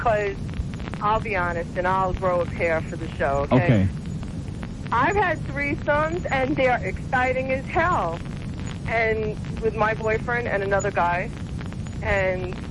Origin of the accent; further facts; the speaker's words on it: New York, United States; accent: New York; moved away; you can hear by my accent that that's where I'm from originally